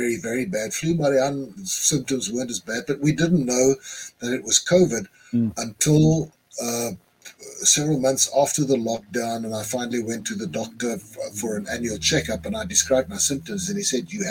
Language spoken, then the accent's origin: English; South Africa; I'm a South African writer too